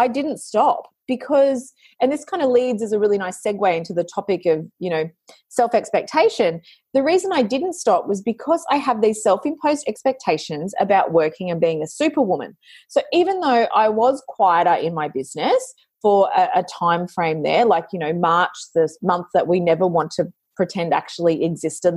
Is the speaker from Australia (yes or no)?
yes; Australia; I'm an Australian, I've got that hard yakka mindset